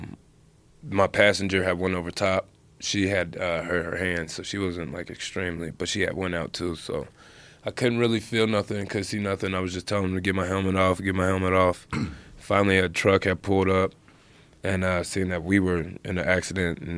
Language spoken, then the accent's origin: English; Cincinnati, Ohio, United States; I'm from Cincinnati, grew up wrestling